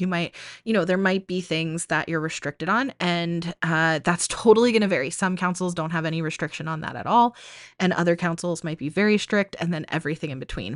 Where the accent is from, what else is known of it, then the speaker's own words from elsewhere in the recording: New England, United States; now in Arizona, United States; I grew up in New England and now I live in Arizona